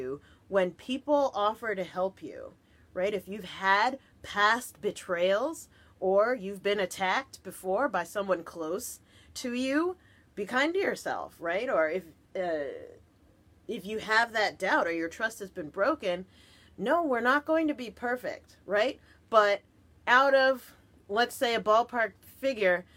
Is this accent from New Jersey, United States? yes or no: yes; New Jersey, United States; I'm from Jersey